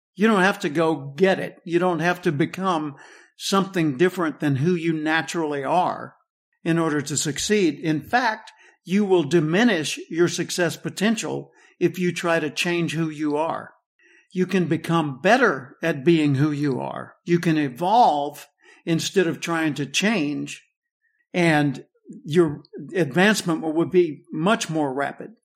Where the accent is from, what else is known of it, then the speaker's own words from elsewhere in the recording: Little Rock, Arkansas, United States; I grew up in the Metli-, Methodist church in Little Rock